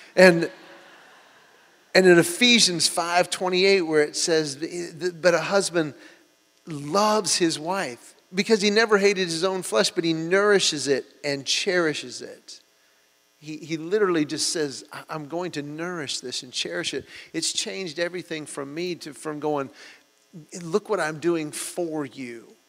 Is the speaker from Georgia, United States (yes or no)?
yes; Georgia, United States; we're from Georgia